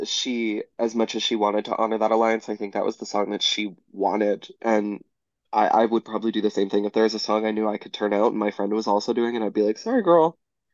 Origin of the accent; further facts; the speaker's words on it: Calgary, Alberta, Canada; I'm a country girl. I'm not, but I'm from Calgary, so I have to know country songs.